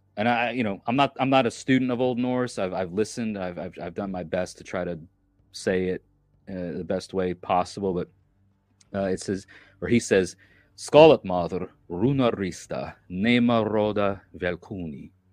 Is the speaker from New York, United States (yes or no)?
yes; New York, United States; I'm from New York